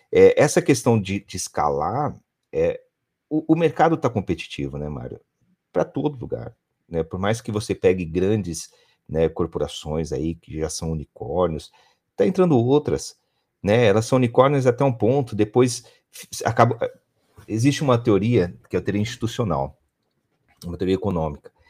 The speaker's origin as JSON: {"language": "Portuguese", "region": "São Paulo", "country": "Brazil", "said": "Hoje eu tenho um colaborador que está no Paraná, eu sou do interior de São"}